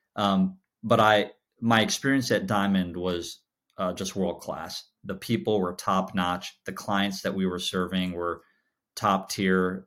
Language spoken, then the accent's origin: English; Chicago, Illinois, United States; I was, I was born and raised in Chicago